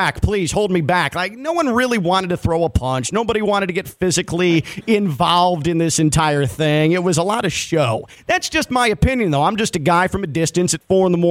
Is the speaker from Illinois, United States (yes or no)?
yes; Chicago, Illinois, United States; I grew up in Chicago